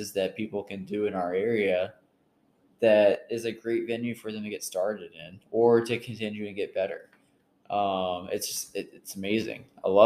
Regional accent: Hurricane, West Virginia, United States; now in Huntington, United States; I'm from Hurricane, West Virginia, transplanted to Huntington.

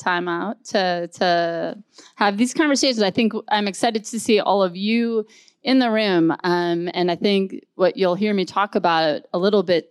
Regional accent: Rochester, Minnesota, United States; I grew up in Rochester, Minnesota.

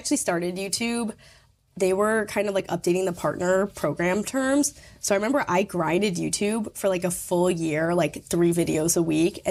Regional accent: Troy, United States; moved away as an adult; now in New York, United States; it's like kind of my hometown

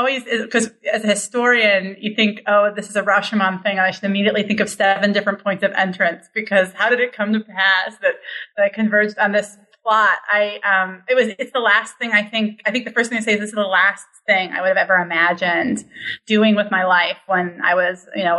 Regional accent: Milwaukee, Wisconsin, United States; I was raised in Milwaukee by parents who were identifiably leftist.

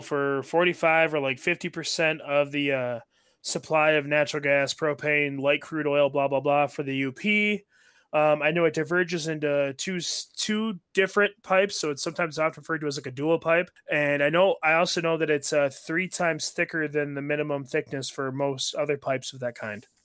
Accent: Michigan, United States; I was born and raised in Michigan

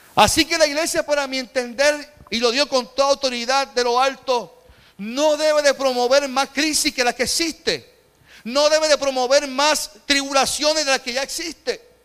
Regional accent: Puerto Rico; como pueblo puertorriqueño

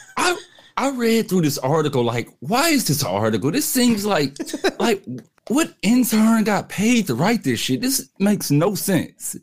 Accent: Midwest, United States; I'm from the Midwest

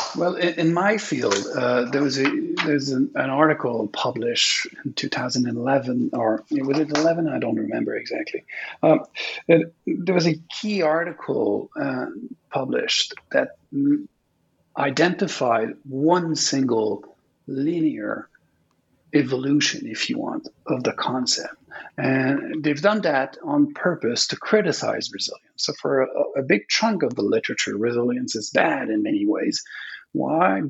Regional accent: Quebec, Canada; English is a second language; I'm from Quebec. Uh, it's a francophone province in Canada

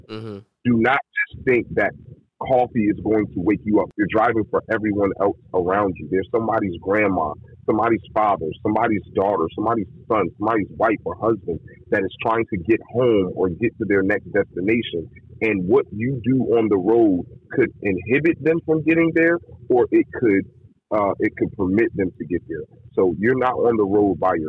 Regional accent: East Coast, United States; I'm from the East Coast

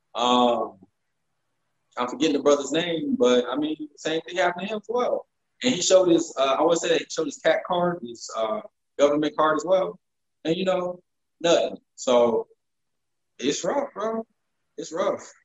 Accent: the South, United States; I grew up in the South and I grew up shooting guns um, in big, wide country fields

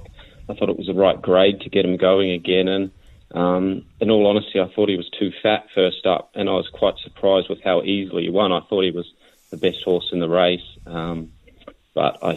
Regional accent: New Zealand; moved away as an adult; now in Australia; I grew up in New Zealand

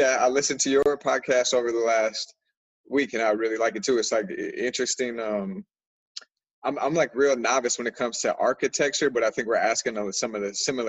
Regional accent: Minneapolis, Minnesota, United States; I'm from Minneapolis, Minnesota. Specifically, I'm from Northeast Minneapolis.

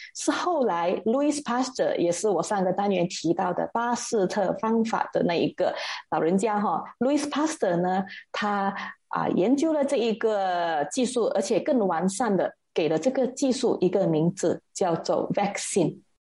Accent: Malaysia; 因为我们马来西亚的人民哈，我们的身体里面并没有这个肺炎病毒的记忆

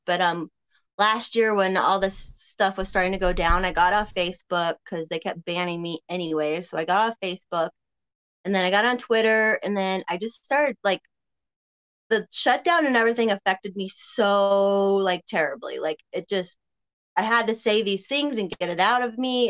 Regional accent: Colorado, United States; also born or lived in Berwyn, Illinois; I got to grow up out here

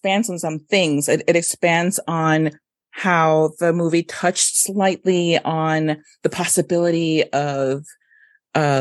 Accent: Mexico; moved away; Eugenio Derbez was a big time comedian when I was growing up in Mexico

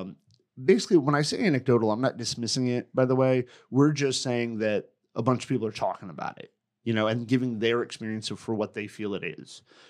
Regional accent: Connecticut, United States; I grew up in Connecticut

